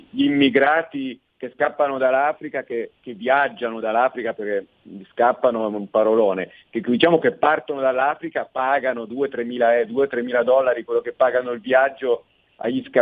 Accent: Lombardy, Italy; sono un lombardo che si è rotto le scatole

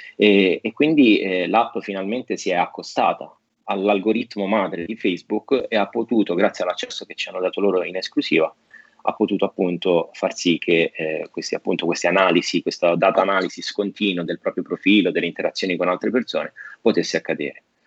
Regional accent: Italy; also born or lived in United States; io sono italiano, america, sono anche americano, però, eh, prima di tutto italiano

